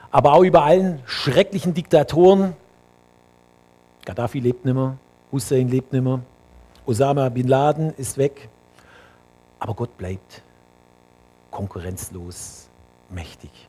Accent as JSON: {"language": "German", "region": "Bavaria", "country": "Germany", "said": "Für mich als Allgäuer, ne, die Berge im Allgäu bei Winter."}